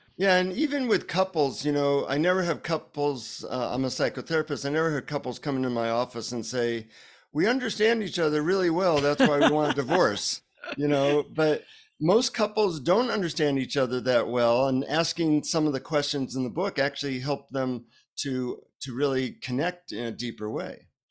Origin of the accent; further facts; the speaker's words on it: United States; from the United States